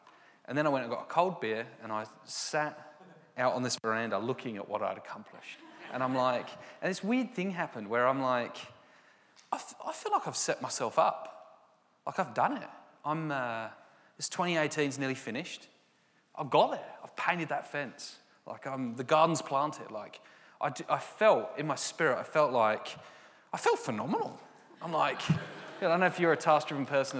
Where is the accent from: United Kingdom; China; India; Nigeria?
United Kingdom; England; I'm very English